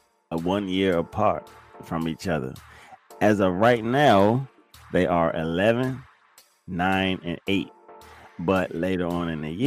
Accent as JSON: {"language": "English", "town": "Fort Washington", "region": "Maryland", "country": "United States", "tie": "born or raised there", "also_born_or_lived": "Forestville, Maryland", "moved": "yes", "lives_now": "Virginia, United States", "said": "I live most of my life in Fort Washington, Maryland. For those of you who don't know it, Fort Washington, Maryland. That's where I spent majority of my youth years"}